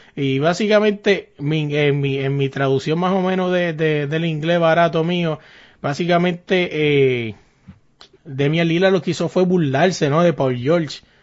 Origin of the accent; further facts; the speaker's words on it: Carolina, Puerto Rico; yo me crié allá arriba en Carolina